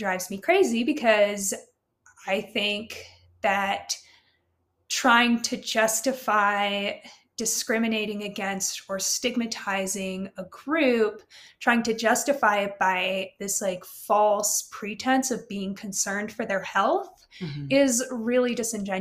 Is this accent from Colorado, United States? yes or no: yes; Carbondale, Colorado, United States; also born or lived in Ukraine / Maui / Japan; I was raised and like generally grew up, like growing up in Colorado